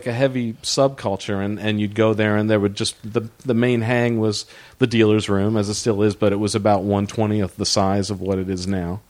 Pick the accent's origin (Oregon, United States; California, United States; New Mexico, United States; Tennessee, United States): California, United States; San Diego; also born or lived in Long Island, New York; now in Alpine, United States; Well, I was born in Long Island. Oh, wow. 1961, and then 1970, my family moved to San Diego